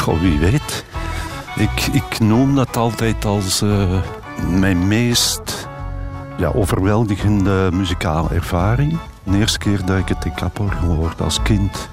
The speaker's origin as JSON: {"language": "Dutch", "town": "Turnhout", "region": "Flanders", "country": "Belgium", "tie": "born or raised there", "said": "bij ons thuis in Turnhout"}